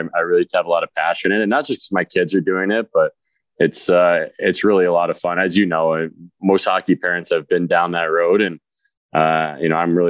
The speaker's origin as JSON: {"language": "English", "region": "Connecticut", "country": "United States", "tie": "born or raised there", "said": "growing up in Connecticut"}